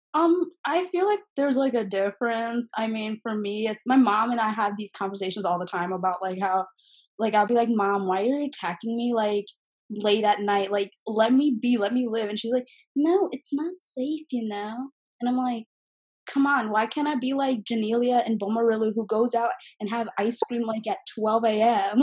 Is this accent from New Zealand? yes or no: no; Dearborn, Michigan, United States; also born or lived in Canton, Michigan / Bengaluru, India; now in Ohio, United States; I was born in Dearborn